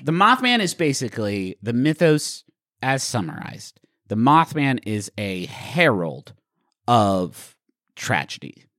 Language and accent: English; West Virginia, United States; everyone I grew up with in West Virginia